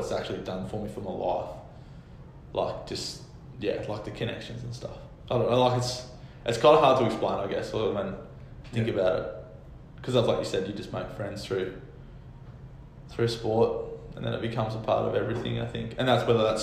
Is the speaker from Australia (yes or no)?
yes; Hobart, Tasmania, Australia; moved away; you're a Hobart boy that plays for the Hurricanes